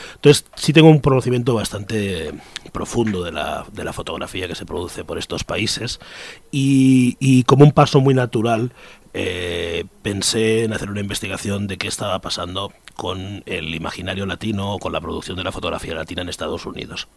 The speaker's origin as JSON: {"language": "Spanish", "country": "Spain", "said": "yo soy español"}